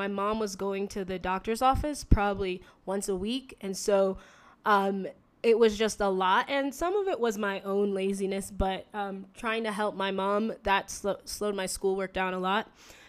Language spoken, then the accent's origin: English; East Coast, United States; I grew up on the East Coast. We moved about 15 times. I traveled a lot.